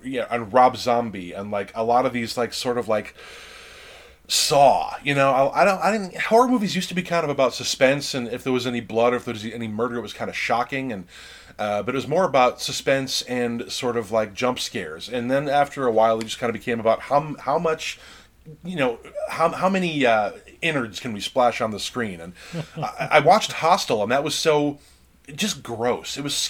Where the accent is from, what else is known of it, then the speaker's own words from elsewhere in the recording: Mayberry, United States; I grew up in such a very small rural town. I grew up in Mayberry, and my dad was a cop